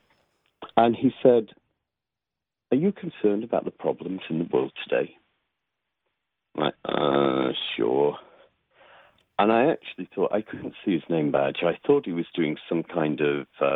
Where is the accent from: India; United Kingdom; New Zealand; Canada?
United Kingdom; Nottingham, East Midlands; moved away as an adult; now in United States; I grew up near Nottingham, England, right by Sherwood Forest, and moved to the U.S., gosh, 13 years ago.